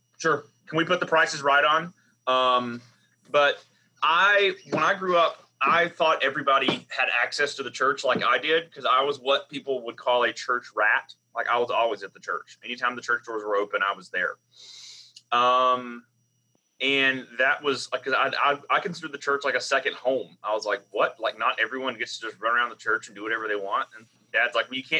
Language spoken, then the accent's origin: English; the South, United States; accent: Southern; my accent comes out pretty immediately, being Southern